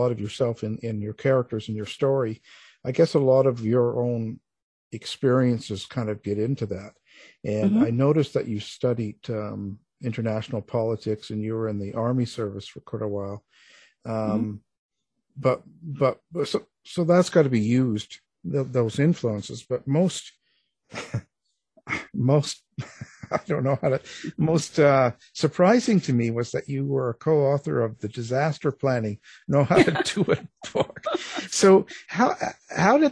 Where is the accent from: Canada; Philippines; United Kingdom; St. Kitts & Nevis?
Canada; I'm a Canadian boy